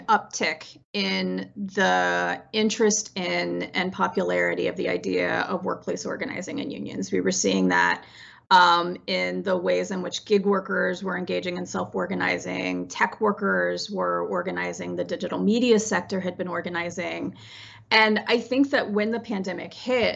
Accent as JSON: {"language": "English", "region": "West Virginia", "country": "United States", "tie": "born or raised there", "said": "I grew up in West Virginia in a family of coal miners"}